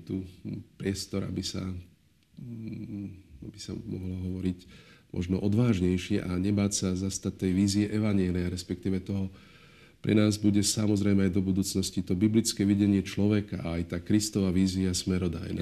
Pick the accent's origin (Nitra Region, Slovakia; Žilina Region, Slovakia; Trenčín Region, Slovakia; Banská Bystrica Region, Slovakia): Nitra Region, Slovakia; near Topoľčany; moved away as an adult; also born or lived in Bratislava (Petržalka); now in Bratislava, Slovakia; to je moje rodisko pri Topolčane, ja som skrtoviec